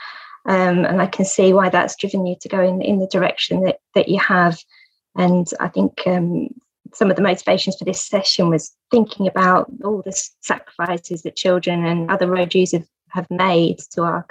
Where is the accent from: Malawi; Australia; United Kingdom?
United Kingdom; England; in the 80s, similar, in a large village in the home counties, in a cul-de-sac